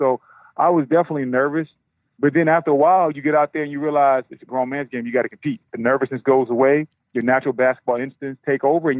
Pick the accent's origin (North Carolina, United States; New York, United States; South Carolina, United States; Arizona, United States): North Carolina, United States; Greensboro; You know, I'm from North Carolina. I'm from Greensboro.